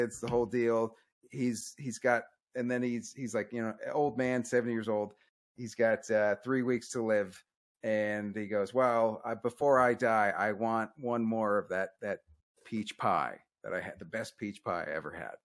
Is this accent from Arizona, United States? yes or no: yes; Arizona, United States; growing up in Arizona